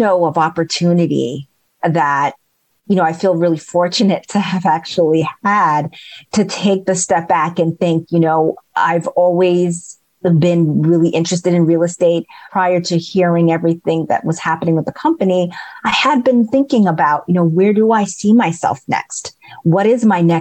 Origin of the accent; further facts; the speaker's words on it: New York City, New York, United States; I grew up in Queens in New York